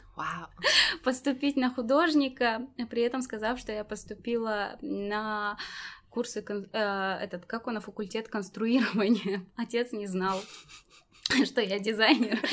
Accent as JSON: {"language": "Russian", "country": "Tajikistan", "tie": "born or raised there", "said": "Я таджичка. Я здесь родилась"}